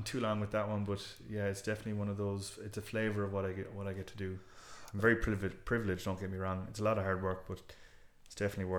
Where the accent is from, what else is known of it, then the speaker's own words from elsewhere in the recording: Ennis, County Clare, Ireland; now in Dublin, Ireland; So when I was in Ennis, I moved from Ennis to Dublin for the job. And at the time, I had the very West Coast attitude of, you know, well, screw Dublin, like, you know.